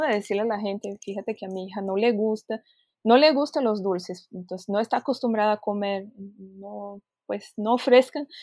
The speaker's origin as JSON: {"language": "Spanish", "country": "Brazil", "moved": "yes", "said": "somos brasileñas y estamos hablando en portugués"}